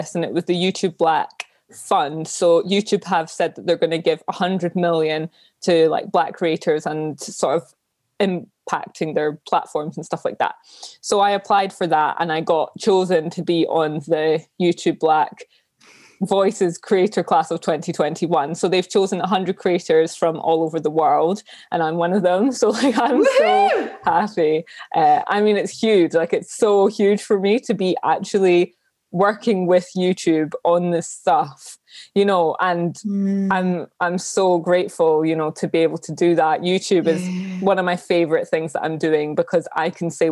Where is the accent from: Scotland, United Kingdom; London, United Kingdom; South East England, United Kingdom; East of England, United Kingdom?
Scotland, United Kingdom; Edinburgh; I grew up in Edinburgh. I was born and raised here